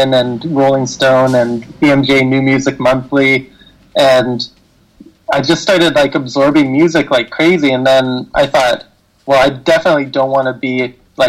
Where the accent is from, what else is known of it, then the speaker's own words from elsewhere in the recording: Roberts Creek, British Columbia, Canada; also born or lived in Vancouver; I grew up in Roberts Creek, British Columbia.